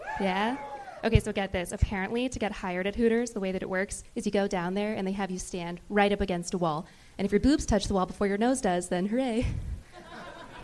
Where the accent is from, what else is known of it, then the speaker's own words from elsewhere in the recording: San Diego, California, United States; moved away as an adult; I'm from San Diego